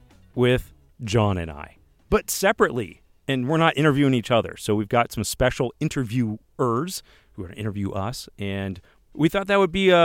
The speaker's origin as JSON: {"language": "English", "region": "Illinois", "country": "United States", "lives_now": "Utah, United States"}